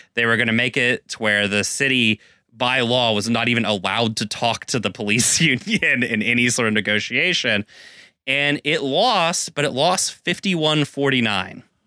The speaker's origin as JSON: {"language": "English", "region": "Texas", "country": "United States", "moved": "yes", "lives_now": "Seattle, United States", "said": "as a Texan"}